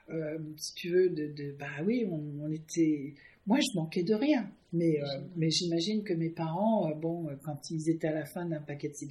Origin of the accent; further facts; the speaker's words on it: Villepreux, Île-de-France, France; accent: anglo-saxon; also born or lived in Canada; je parlais pas le français moi. Je parlais pas du tout. On est arrivé à Villepreux.